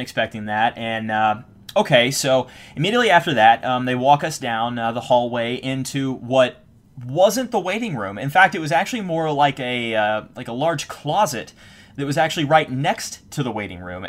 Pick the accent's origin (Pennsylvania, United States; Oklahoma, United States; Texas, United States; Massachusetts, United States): Texas, United States; I'm from Texas, you know, it says I'm, I have a Texas driver's license